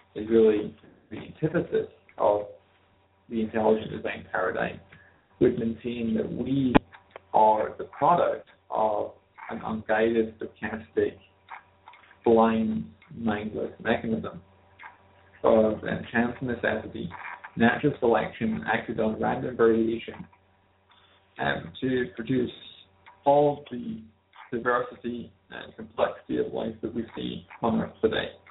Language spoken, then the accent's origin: English; Glasgow, Scotland, United Kingdom; now in North East England, United Kingdom; I was raised in Glasgow, and uh, I'm currently living in the northeast of England.